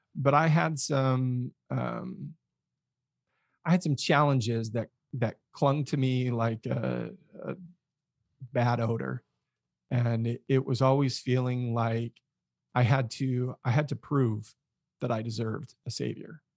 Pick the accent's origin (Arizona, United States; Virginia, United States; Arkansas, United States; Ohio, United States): Arizona, United States; Mesa; grew up in Arizona, Phoenix area, specifically Mesa. Um, kinda born and raised